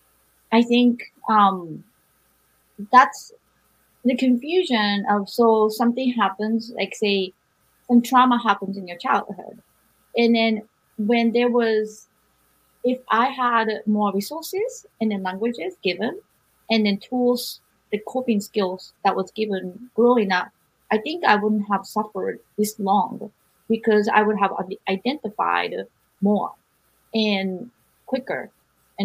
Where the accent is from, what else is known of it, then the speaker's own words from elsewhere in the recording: Japan; moved away as an adult; also born or lived in Berkeley; when I was growing up in Japan